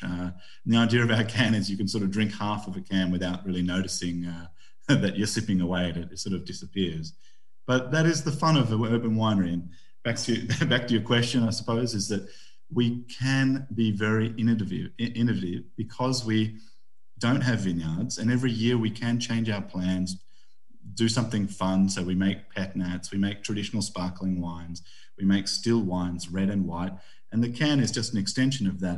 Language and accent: English; Australia; now in United Kingdom; I'm Aussie